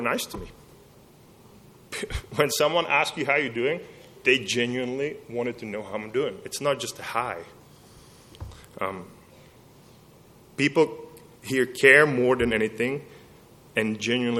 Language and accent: English; Czechia; moved away as an adult; now in Lubbock, United States; I came from Czech Republic, from a culture that's completely different than Lubbock, Texas